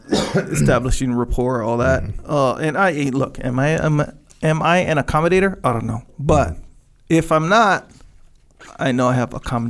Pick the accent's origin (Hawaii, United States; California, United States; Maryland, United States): Hawaii, United States; Waimanalo; But if you're from Waimanalu and I'm from Waimanalu, if we meet, we can meet in Dubai, me and you brothers, 100%.